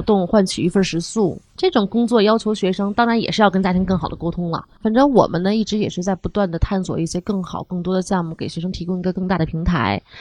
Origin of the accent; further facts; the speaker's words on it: China; 我们中国人是一个大的消费人群